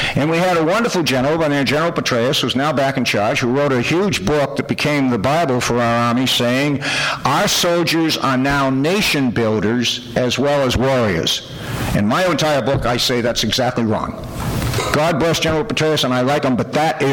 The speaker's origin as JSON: {"language": "English", "country": "United States", "said": "we, American Christians"}